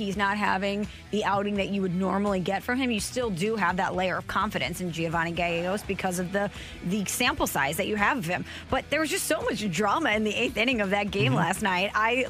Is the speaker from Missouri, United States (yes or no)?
yes; St. Louis, Missouri, United States; because I am from St. Louis.